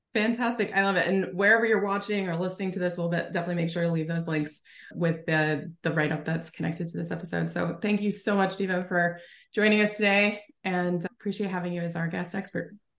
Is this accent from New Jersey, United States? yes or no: yes; New Jersey, United States; now in Oregon, United States; I live in Oregon now, but originally from Jersey